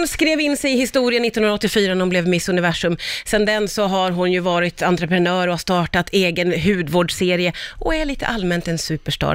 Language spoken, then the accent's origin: Swedish; Sweden; jag kände mig så otroligt stolt som svensk